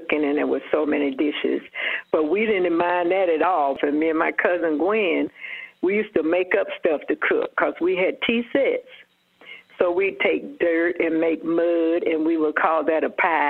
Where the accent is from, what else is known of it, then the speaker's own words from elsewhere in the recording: Atlanta, Georgia, United States; Born and raised in Atlanta